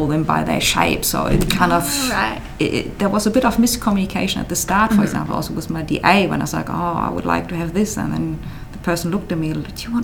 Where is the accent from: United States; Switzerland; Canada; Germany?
Germany; moved away as an adult; now in Adelaide, Australia